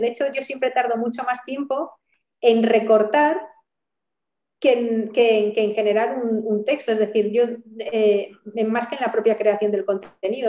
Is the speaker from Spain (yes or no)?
yes; Galicia, Spain; como buena gallega